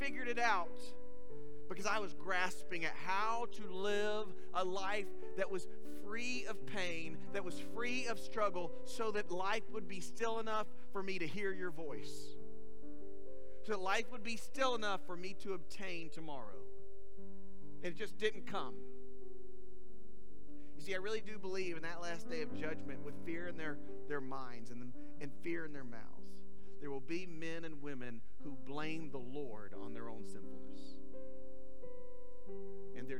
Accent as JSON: {"language": "English", "region": "South Alabama", "country": "United States", "said": "I'm from South Alabama."}